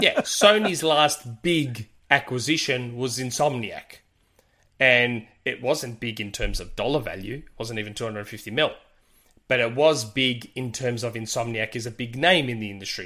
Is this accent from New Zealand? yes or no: no; Australia; accent: Australian with Greek ethnic spin; my Australian accent has that ethnic spin to it because I'm Greek